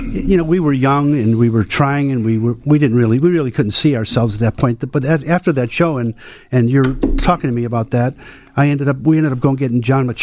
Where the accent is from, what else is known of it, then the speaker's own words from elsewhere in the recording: Illinois, United States; Southwest Side, St. Bede's, 84th and Costner.